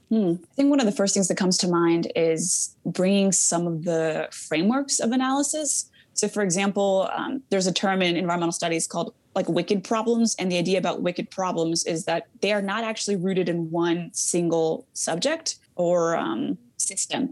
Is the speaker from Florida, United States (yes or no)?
no; Yakima Valley, Washington, United States; also born or lived in Mexico; I was raised in the Yakima Valley